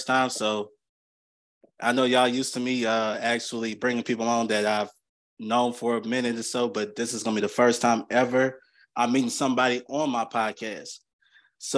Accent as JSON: {"language": "English", "town": "Clarksville", "region": "Tennessee", "country": "United States", "tie": "born or raised there", "also_born_or_lived": "St. Louis, Missouri", "said": "I was born in St. Louis, but I'm raised in Clarksville."}